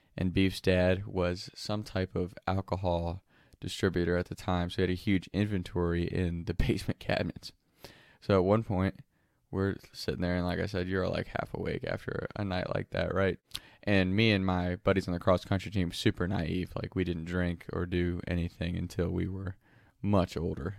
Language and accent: English; Kentucky, United States; the first friend I ever had growing up in Kentucky